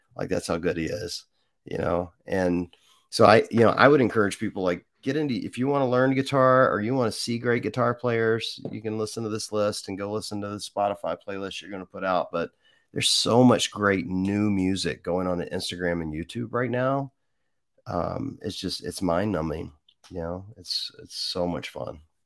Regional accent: Mississippi, United States; I grew up in Mississippi

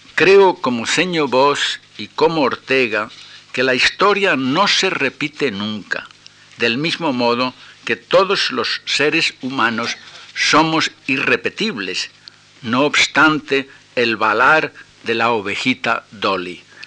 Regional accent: Tenerife, Canary Islands, Spain; mi infancia en Tenerife

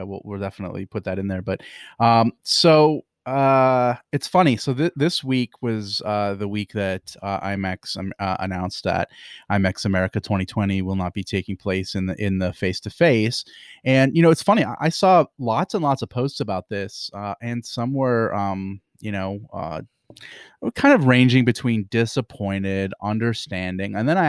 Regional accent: Pennsylvania, United States; I'm from Pennsylvania

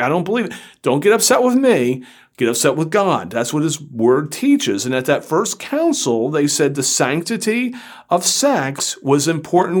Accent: Florida, United States; I grew up in Florida

